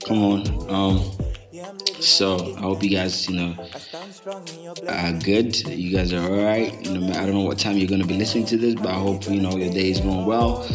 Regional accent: Gambia; also born or lived in Bakau, Gambia; I was born and raised in the Gambia. Been here almost all my life

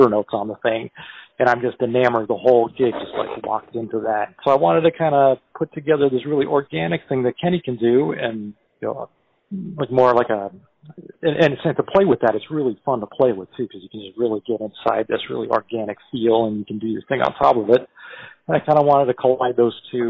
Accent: Toronto, Ontario, Canada; moved away as an adult; also born or lived in New York / Montreal; I'm originally from Toronto, Canada

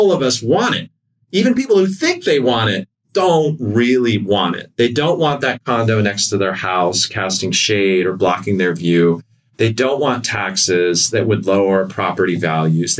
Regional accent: United States; as an American

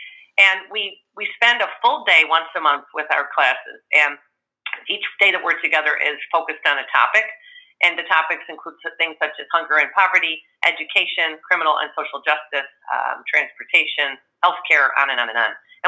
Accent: Buffalo, New York, United States; every time I travel and people, I tell them I'm from Buffalo and they start asking me if it's snowing and it's July

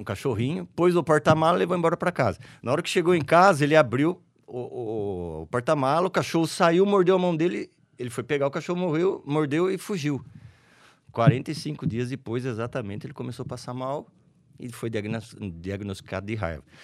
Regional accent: Araras, São Paulo, Brazil; also born or lived in Leme; Eu nasci lá e no dia seguinte vim para Araras

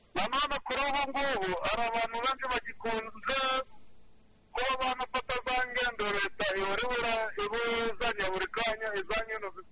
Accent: Rwanda; natwe nk'abanyarwanda

